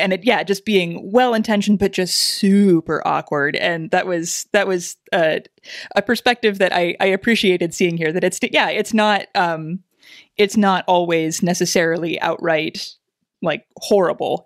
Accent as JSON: {"language": "English", "region": "Southeast Kansas", "country": "United States", "tie": "born or raised there", "said": "grew up in Southeast Kansas, not far from Arkansas"}